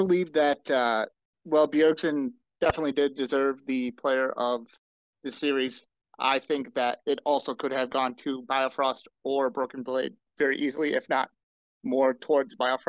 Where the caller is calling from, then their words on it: Oconomowoc, Wisconsin, United States; Oconomowoc, Wisconsin.